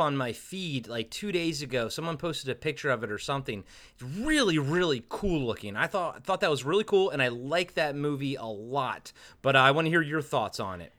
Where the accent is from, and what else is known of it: United States; born or raised there